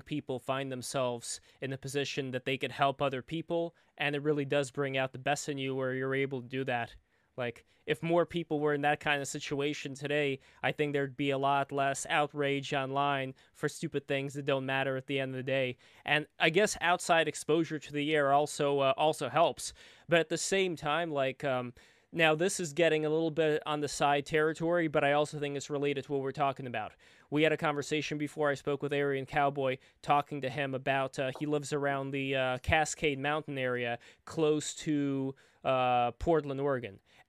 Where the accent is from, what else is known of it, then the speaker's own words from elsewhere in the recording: Saint Petersburg, Russia; now in New York, United States; Like, I'm from New York, I was from St. Petersburg, Russia before.